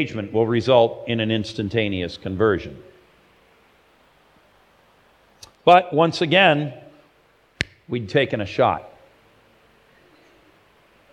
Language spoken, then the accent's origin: English; Los Angeles, California, United States; my hometown of Los Angeles